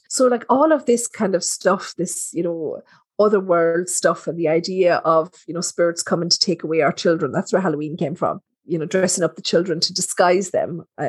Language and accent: English; Ireland; as Irish people left Ireland, you know, especially during, I'm loath to say the word famine because we didn't have a famine